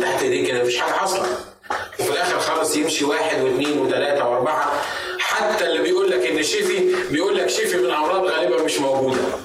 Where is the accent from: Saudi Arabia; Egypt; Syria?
Egypt; بالنسبه لنا كان في مصر زمان